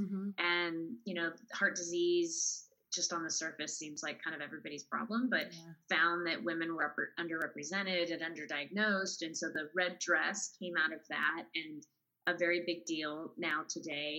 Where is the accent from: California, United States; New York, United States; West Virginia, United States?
California, United States; Southern; moved away as an adult; now in Austin, United States; I'm in Austin, Texas, and I'm originally from Southern California. So I moved here about 7 years ago